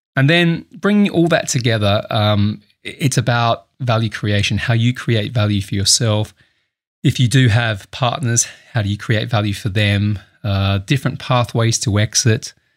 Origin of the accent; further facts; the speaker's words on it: Adelaide, South Australia, Australia; moved away as an adult; also born or lived in Sydney; now in United Kingdom; I'm Australian. I, uh, grew up in Adelaide, South Australia